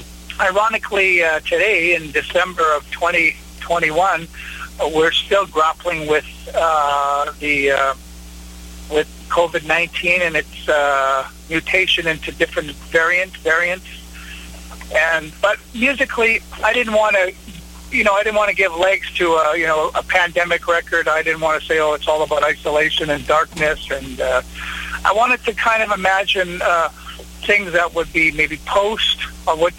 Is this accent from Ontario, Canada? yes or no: no; Winnipeg, Manitoba, Canada; I'm from Winnipeg, Canada